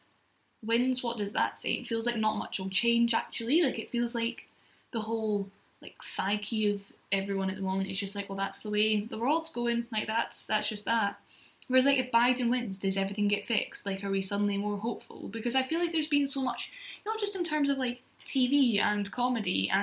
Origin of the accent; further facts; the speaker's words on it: Scotland, United Kingdom; being Scottish